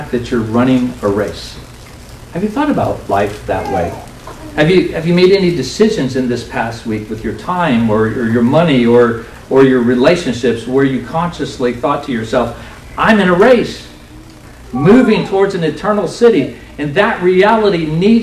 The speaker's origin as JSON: {"language": "English", "country": "United States", "said": "affluent American Christians"}